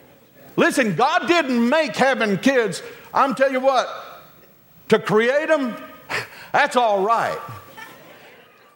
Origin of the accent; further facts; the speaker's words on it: the South, United States; We're from the South